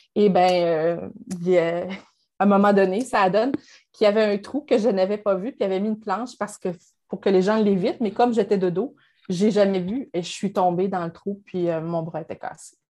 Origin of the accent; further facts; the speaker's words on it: Saint-Prosper, Quebec, Canada; moved away as an adult; also born or lived in Sherbrooke; now in Outaouais, Canada; je viens de Saint-Prosper, de Dorchester, qui est à côté de Saint-Georges-de-Beauce